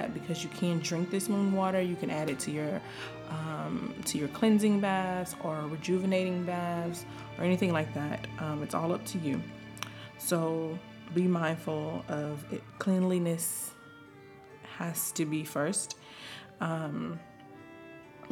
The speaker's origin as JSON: {"language": "English", "region": "the South", "country": "United States", "said": "I'm from the South"}